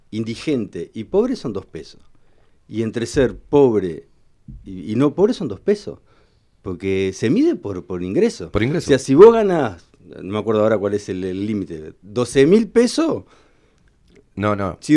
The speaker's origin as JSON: {"language": "Spanish", "country": "Uruguay", "said": "Somos todos, todos uruguayos."}